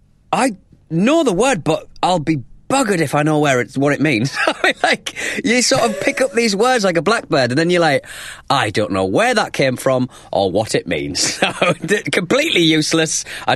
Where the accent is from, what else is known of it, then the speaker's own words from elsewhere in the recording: United Kingdom; being British.